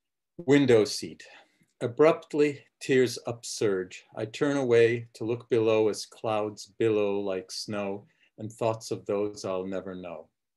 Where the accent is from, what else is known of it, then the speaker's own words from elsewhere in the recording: Prague, Czechia; born there; Right, I was born in Prague, yeah.